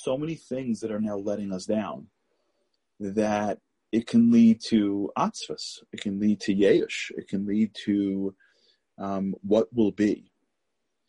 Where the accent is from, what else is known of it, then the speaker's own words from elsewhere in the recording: New York City, New York, United States; I grew up in Canarsie, Brooklyn